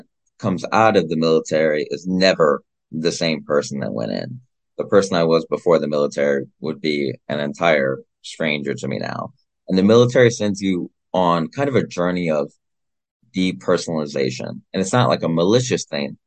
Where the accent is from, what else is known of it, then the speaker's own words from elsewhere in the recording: Iowa, United States; my home state of Iowa